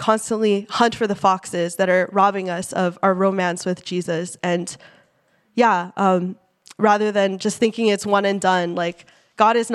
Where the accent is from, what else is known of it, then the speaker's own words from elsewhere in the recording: Silicon Valley, California, United States; I grew up in the Silicon Valley